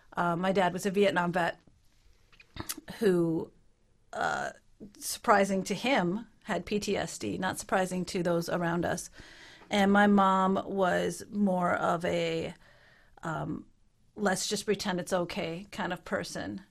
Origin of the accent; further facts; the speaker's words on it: Minnesota, United States; moved away as an adult; also born or lived in Utah; now in Ottawa, Canada; I grew up in Minnesota